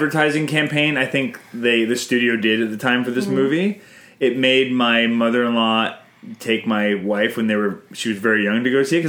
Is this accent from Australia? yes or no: no; Canada; I'm Canadian filmmaker